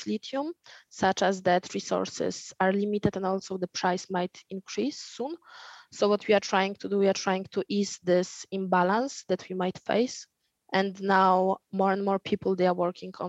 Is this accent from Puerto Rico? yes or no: no; Poland; moved away as an adult; also born or lived in Warsaw, Poland / France; now in Australia; my hometown is around 200 kilometers from Warsaw, but I was studying and living in Warsaw.